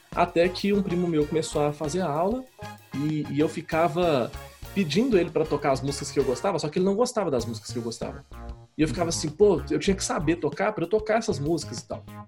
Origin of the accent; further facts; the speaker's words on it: Belo Horizonte, Minas Gerais, Brazil; eu nasci em Belo Horizonte